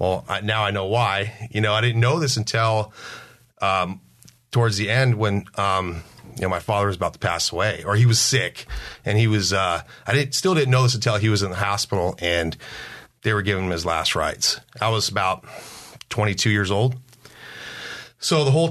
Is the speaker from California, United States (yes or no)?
yes; San Diego, California, United States; I was born here in San Diego